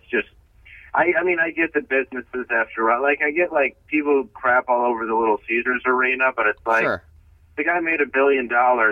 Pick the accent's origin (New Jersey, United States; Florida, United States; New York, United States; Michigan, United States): Michigan, United States; Grosse Pointe Woods; also born or lived in Detroit; I was born in Detroit, and then I mainly grew up in Grosse Pointe Woods.